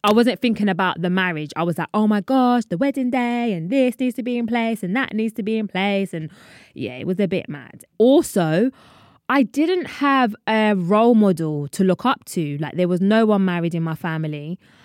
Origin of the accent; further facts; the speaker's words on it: London, United Kingdom; I'm from London.